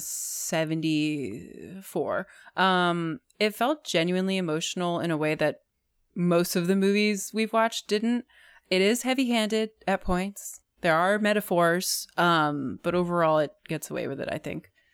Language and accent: English; New Jersey, United States; it's set in my hometown essentially and their high school straight up looks like my high school